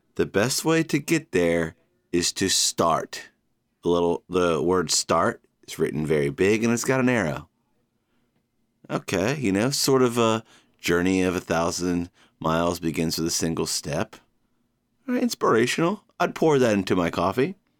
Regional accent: Georgia, United States; born or raised there; now in New York City, United States

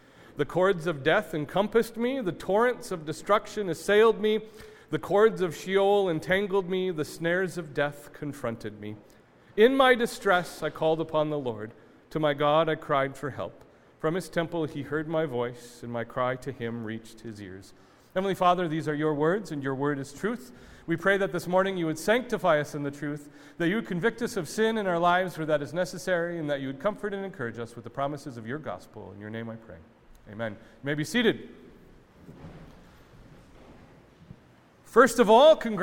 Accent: United States; we as modern American Christians

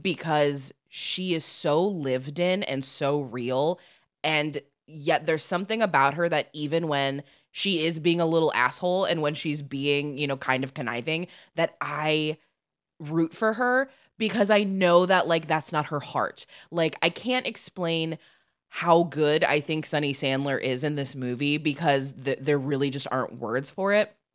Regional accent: Midwest, United States; now in Los Angeles, United States; we're from the Midwest

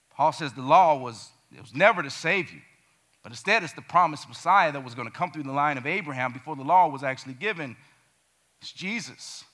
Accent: Gary, Indiana, United States; Growing up in Gary, Indiana, murder capital of the world when I was there in the 90s

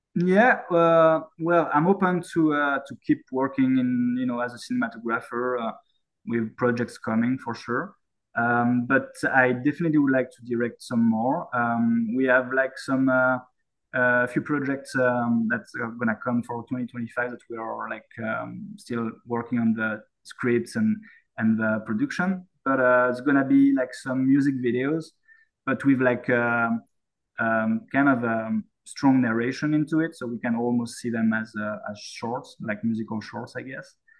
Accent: Saint-Étienne, Auvergne-Rhône-Alpes, France; moved away as an adult; now in Yukon, Canada; my hometown is called Saint Etienne

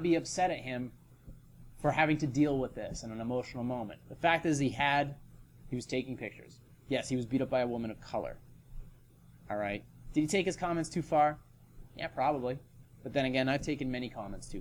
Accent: northern New Hampshire, United States; also born or lived in Florida / New York City; I was born in Florida, spent a lot of time in New York City, and I went to high school up in northern New Hampshire.

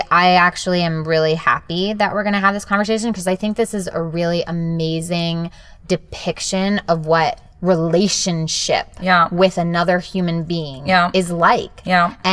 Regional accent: São Paulo, Brazil; first language Japanese; English is a second language; also born or lived in Japan / Maryland; now in Los Angeles, United States; I come from Sao Paulo, Brazil.

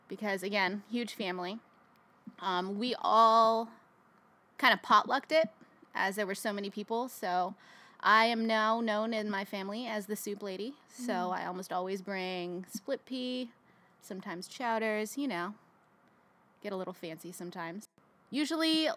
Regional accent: Fremont, California, United States; I was born and raised in California. I grew up in Fremont

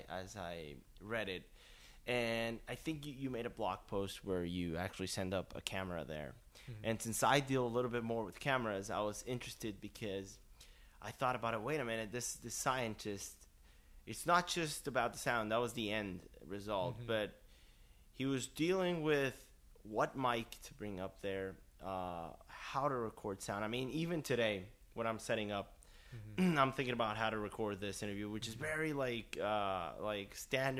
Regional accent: Mexico; moved away; I'm from Mexico originally

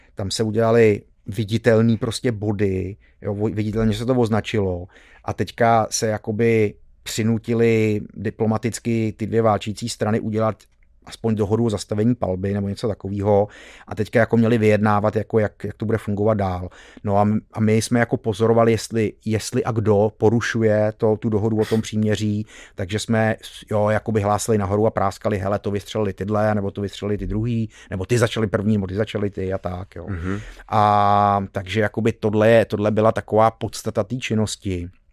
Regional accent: Czechia; jsme byli Češi

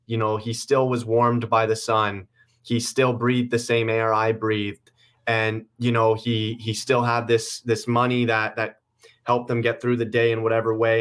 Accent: Guelph, Ontario, Canada; also born or lived in Toronto; we just moved out of Toronto. a few months ago to my hometown, Guelph

